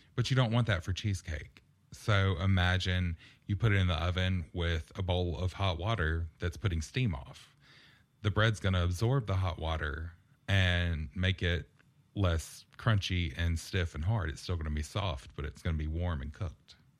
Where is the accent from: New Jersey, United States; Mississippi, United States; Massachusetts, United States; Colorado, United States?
Mississippi, United States; Purvis; moved away as an adult; also born or lived in Las Vegas, Nevada; growing up in Purvis, um, we lived out in the middle of nowhere